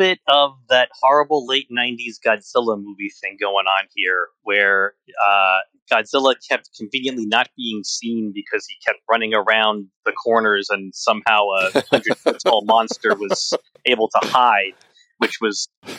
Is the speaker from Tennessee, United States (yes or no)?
no; New York, United States; do a bit of suspension of disbelief when you're watching this scene as a New Yorker.